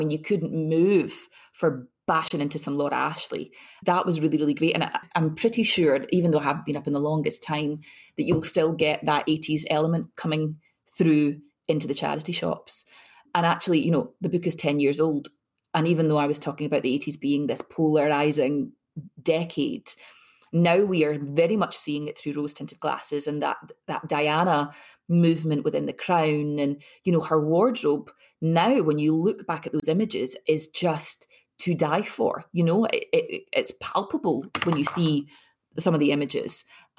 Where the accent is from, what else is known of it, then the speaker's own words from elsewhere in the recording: Scotland, United Kingdom; Growing up in Scotland